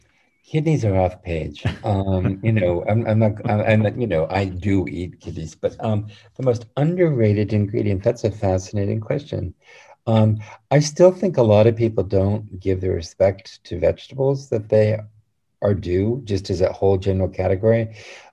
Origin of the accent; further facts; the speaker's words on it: New England, United States; I would probably bring apples because I'm from New England.